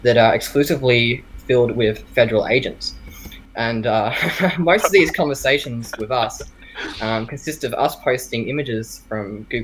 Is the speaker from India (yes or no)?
no; Australia; I'm Australian